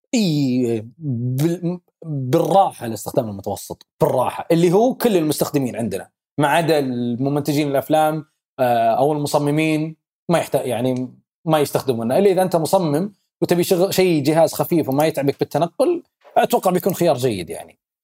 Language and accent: Arabic; Saudi Arabia; احنا عندنا بالسعوديه